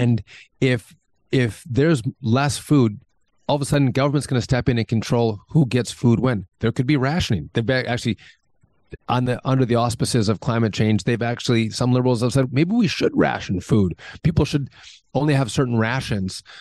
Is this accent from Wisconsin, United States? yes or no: yes; Wisconsin, United States; I'm from Wisconsin